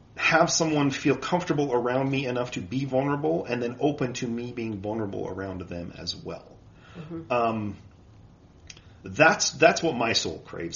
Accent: Utah, United States; I was born and raised here in Utah.

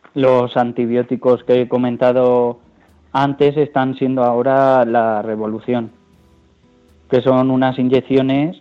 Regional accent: Ciudad Real, Castilla-La Mancha, Spain; como soy de Ciudad Real

